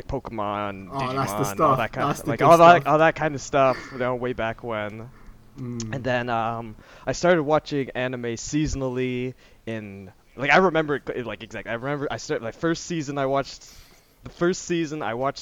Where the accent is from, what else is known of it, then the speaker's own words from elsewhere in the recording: Canada; I'm from Canada, you know, on the East Coast.